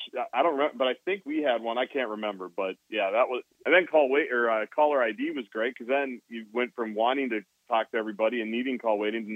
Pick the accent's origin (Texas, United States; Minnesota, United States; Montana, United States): Minnesota, United States; Edina; Where I grew up in Edina.